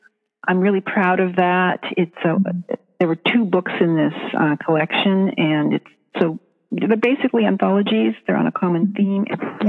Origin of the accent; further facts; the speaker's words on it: Washington, United States; moved away as an adult; now in Rainier, United States; I live in Oregon. I grew up in Washington State, but since I got married, I've lived in Oregon.